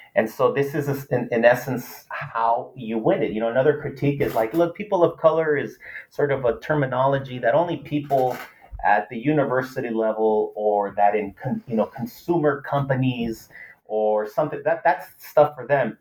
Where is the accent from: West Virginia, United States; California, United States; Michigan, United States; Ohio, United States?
California, United States; Los Angeles; first language Spanish; English is a second language; growing up